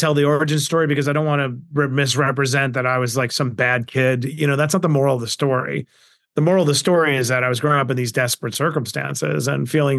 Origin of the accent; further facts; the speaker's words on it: Queens, New York, United States; I grew up in Queens, New York, in abject poverty.